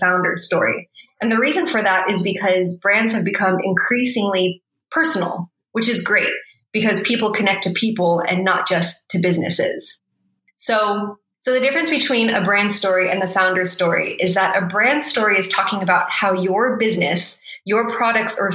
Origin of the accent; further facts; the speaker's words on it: United States; especially as a Filipino American immigrant kid growing up in suburbia.